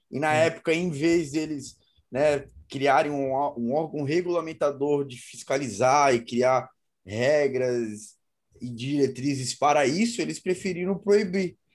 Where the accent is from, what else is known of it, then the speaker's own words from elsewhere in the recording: Brazil; é bastante lugar para competir pela competição brasileira, sou brasileiro.